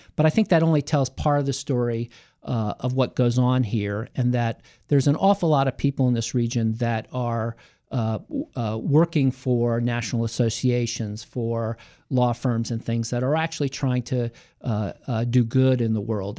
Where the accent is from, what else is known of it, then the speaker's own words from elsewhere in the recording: Hyattsville, Maryland, United States; also born or lived in Cheverly, Maryland / Columbia, Maryland / Washington, D.C.; I grew up in Hyattsville.